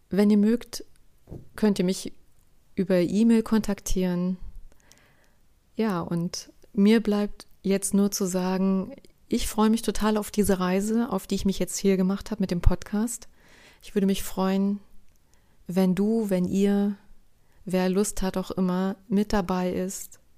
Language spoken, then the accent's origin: German; East Germany, Germany; Sie begann Anfang der 1970er Jahre. Ich bin in der DDR aufgewachsen.